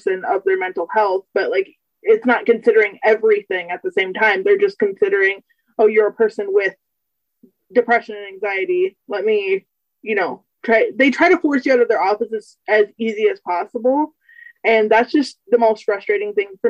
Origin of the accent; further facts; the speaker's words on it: United States; I'm 24 from the United States